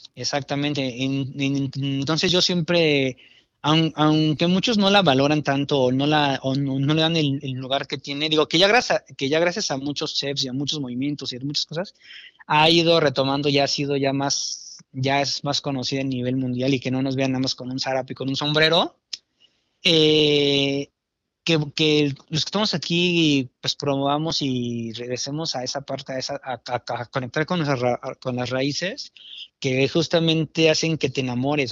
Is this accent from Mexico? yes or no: yes; Mexico; como cocinero mexicano